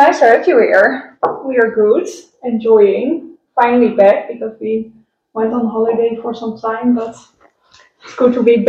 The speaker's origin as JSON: {"language": "English", "town": "Wateringen", "region": "South Holland", "country": "Netherlands", "moved": "as an adult", "lives_now": "Karpathos, Greece", "said": "we are from Wateringen, which is near The Hague."}